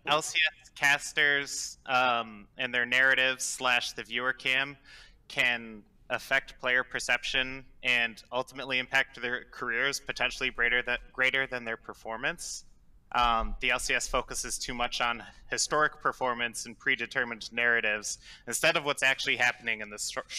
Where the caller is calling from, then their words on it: Albany, New York, United States; I'm in Albany, New York.